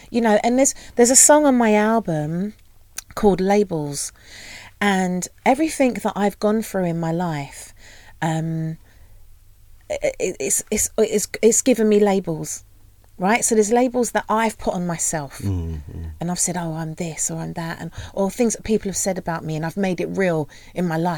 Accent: London, United Kingdom; I am like Peckham, Peckham. born and raised

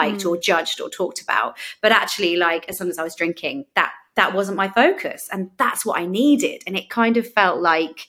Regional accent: London, United Kingdom; And I grew up in London, and I always say I grew up in London as if that makes a difference.

